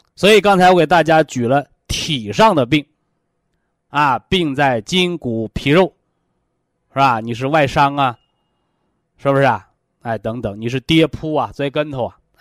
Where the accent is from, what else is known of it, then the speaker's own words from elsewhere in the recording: China; 我们是中国人